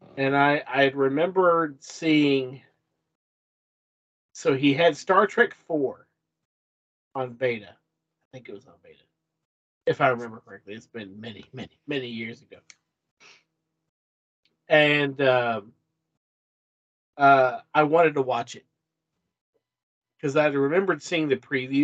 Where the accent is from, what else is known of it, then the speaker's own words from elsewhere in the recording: Lebanon, Kentucky, United States; I grew up in Marion County, Kentucky, Lebanon, Kentucky